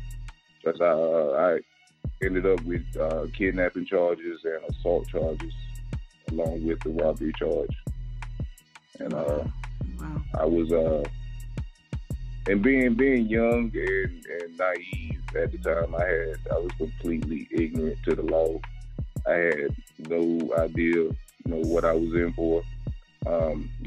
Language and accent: English; Raleigh, North Carolina, United States; I'm from Raleigh, North Carolina